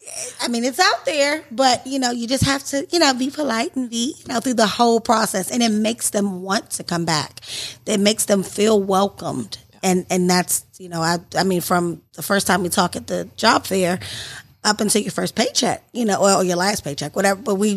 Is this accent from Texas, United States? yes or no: no; Washington, District of Columbia, United States; now in Powder Springs, United States; Well, actually, I'm originally from D.C., so all of Georgia is new to me